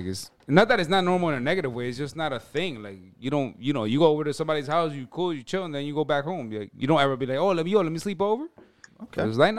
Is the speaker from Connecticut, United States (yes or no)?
no; Paterson, New Jersey, United States; Yo, I was born in Patterson, New Jersey, right?